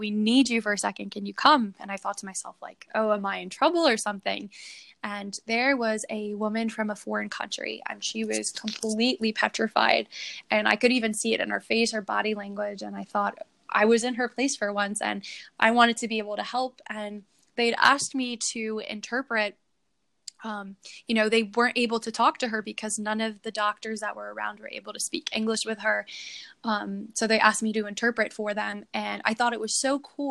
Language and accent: English; United States; being an American coming to Bosnia